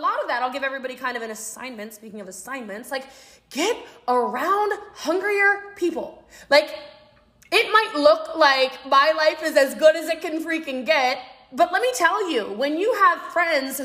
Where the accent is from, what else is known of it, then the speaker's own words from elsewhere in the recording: Maryland, United States; I'm from Maryland